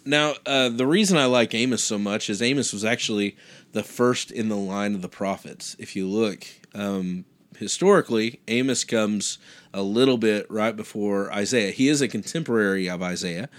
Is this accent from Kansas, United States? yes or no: yes; Kansas, United States; I, I grew up in Kansas